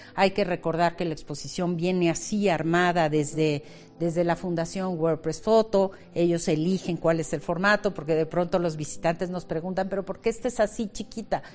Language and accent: Spanish; Mexico; nuestra esencia como mexicanos